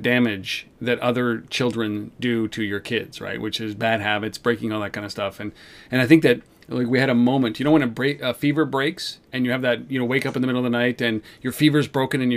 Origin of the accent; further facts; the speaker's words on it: Canada; I'm Canadian